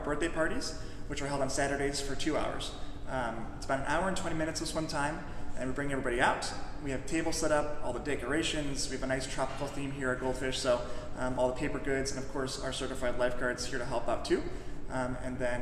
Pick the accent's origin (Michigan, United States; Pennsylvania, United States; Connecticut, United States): Michigan, United States; moved away; I'm born and raised in Michigan.